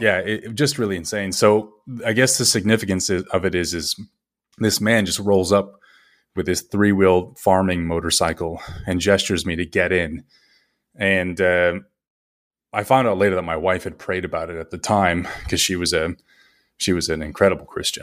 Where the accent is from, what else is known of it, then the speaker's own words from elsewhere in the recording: Las Vegas, Nevada, United States; moved away as an adult; also born or lived in China / Vietnam / England; I had worked in Las Vegas, my hometown, up until I was about twenty-five